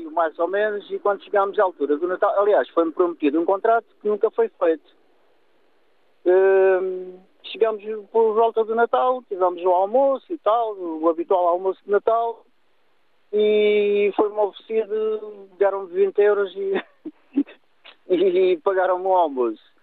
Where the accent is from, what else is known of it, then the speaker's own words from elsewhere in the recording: Lagos, Faro, Portugal; moved away as an adult; now in Santarém, Portugal; sou de Lagos, vivo em Santarém já há uns anos, estou casado aqui com uma senhora de Santarém